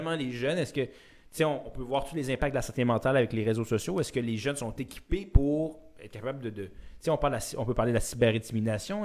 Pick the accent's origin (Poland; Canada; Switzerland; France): Canada; Quebec; je suis fier québécois